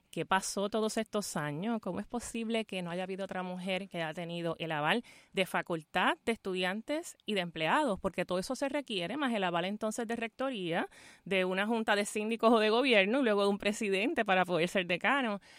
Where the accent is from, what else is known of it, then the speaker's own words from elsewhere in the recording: Fajardo, Puerto Rico; a mi tía célebre y honor al pueblo de Fajardo, de donde soy, de donde me crié, caridura de pura cepa y que ciertamente tengo esa vinculación con la comunidad y con lo que representa para lo que soy hoy.